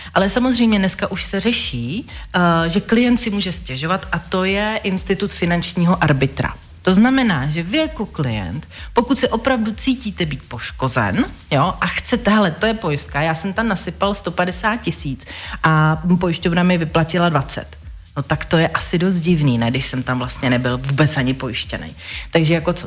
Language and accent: Czech; Velešín, South Bohemian Region, Czechia; já jsem z Velešína